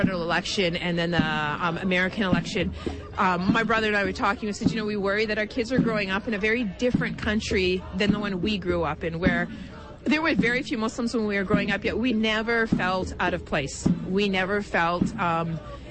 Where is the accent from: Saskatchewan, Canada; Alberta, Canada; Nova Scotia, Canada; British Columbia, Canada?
Saskatchewan, Canada; I was born here in Saskatchewan, grew up here.